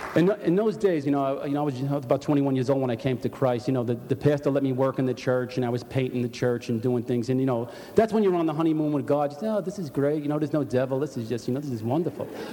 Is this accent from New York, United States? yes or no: yes; New York City, New York, United States; I was brought up in Park Slope, Brooklyn